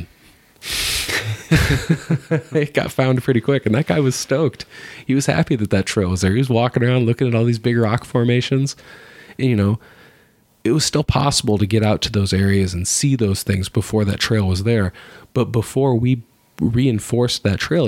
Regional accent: Iowa, United States; I'm from Iowa

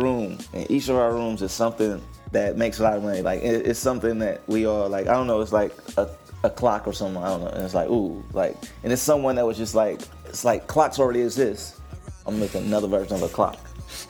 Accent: Detroit, Michigan, United States; I grew up on the East side of Detroit

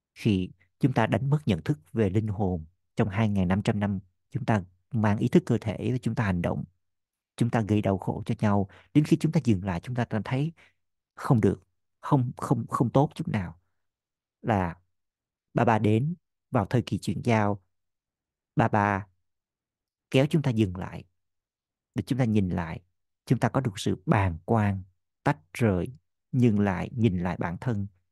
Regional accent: Vietnam; mình là người Việt Nam duy nhất

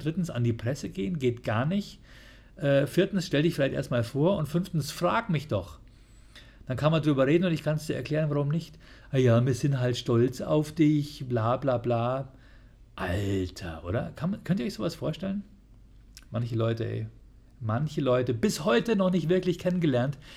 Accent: Bavaria, Germany; bei uns in Bayern

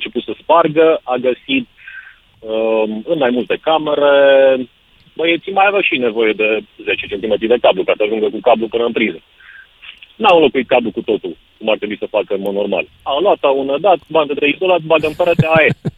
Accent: Romania; suntem români, suntem balcanici

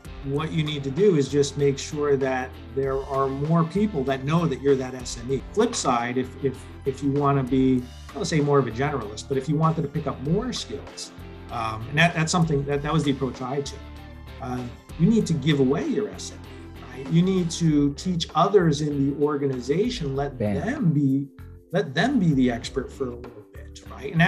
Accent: Northern New Jersey, United States; moved away as an adult; also born or lived in Florida / Indiana / Minnesota; now in Cupertino, United States; So originally born and raised in Northern New Jersey.

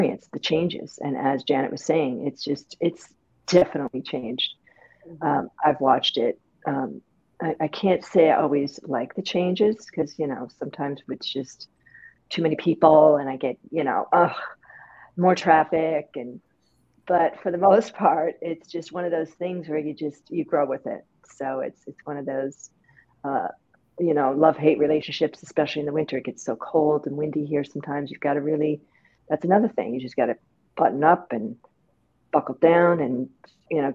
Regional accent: Canada; moved away as an adult; also born or lived in Brooklyn, New York; now in Rockaway, United States; I'm from Canada

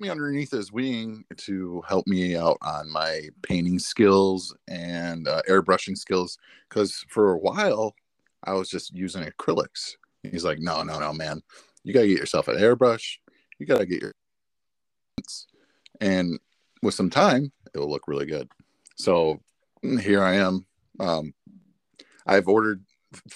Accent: Michigan, United States; I am from Michigan

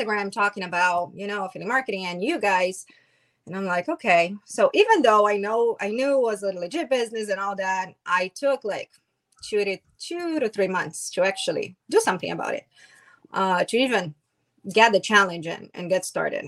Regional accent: Brazil; now in United States; I'm from Brazil

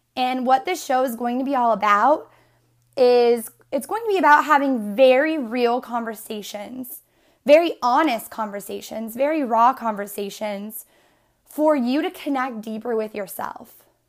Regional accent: Northeastern Pennsylvania, United States; I am originally from Northeastern P A, and I grew up in this small, one-mile town

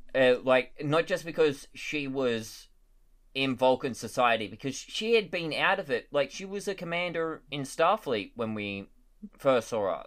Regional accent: Australia; as an Australian

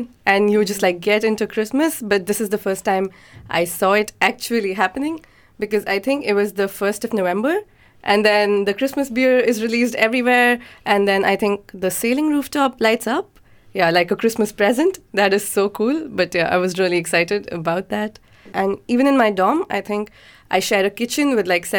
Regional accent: India; I'm from India.

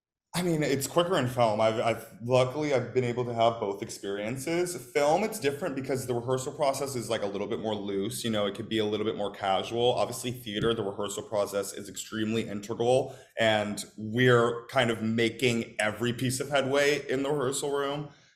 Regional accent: Midwest, United States; I'm from the Midwest, so like I grew up going to St. Louis and like knowing of the Muni.

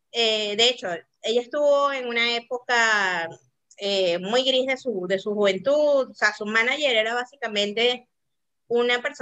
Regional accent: South Korea; yo como buena coreana, o sea, sí me gusta, como te digo, yo lo sé

